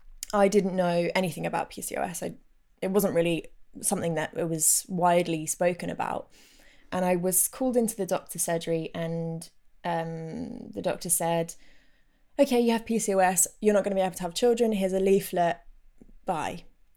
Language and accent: English; London, United Kingdom; And actually people that I knew from growing up in North London, one guy in particular commented once